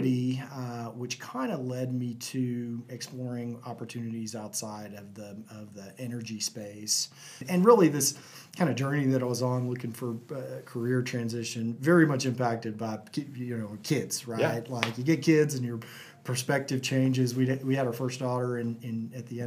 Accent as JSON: {"language": "English", "region": "North Texas", "country": "United States", "tie": "born or raised there", "also_born_or_lived": "Lubbock, Texas", "lives_now": "Houston, United States", "said": "I grew up in a little small town in North Texas, about an hour south of Wichita Falls."}